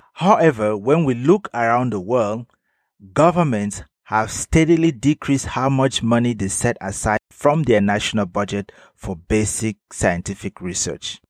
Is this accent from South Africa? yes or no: no; Cameroon; In my home country, Cameroon